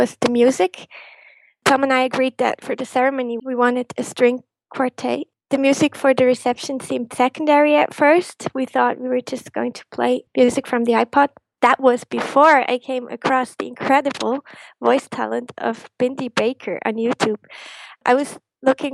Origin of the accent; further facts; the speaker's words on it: Switzerland; growing up, being a Disney fan in Switzerland